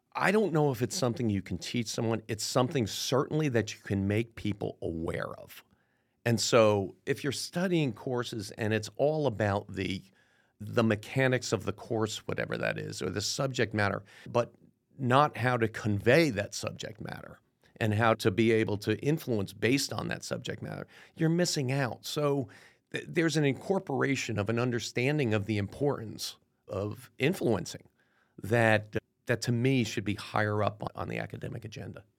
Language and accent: English; Clifton, New Jersey, United States; I grew up in uh, in Clifton, New Jersey, which is about 15 miles west of New York City